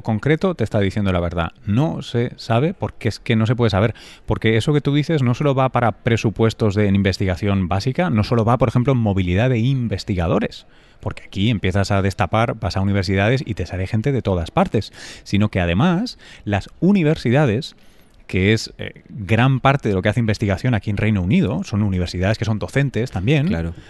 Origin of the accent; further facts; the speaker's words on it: Spain; moved away; also born or lived in New York; yo soy español